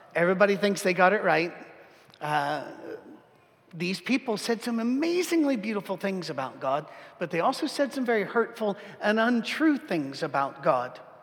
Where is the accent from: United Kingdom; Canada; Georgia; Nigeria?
United Kingdom; as a British person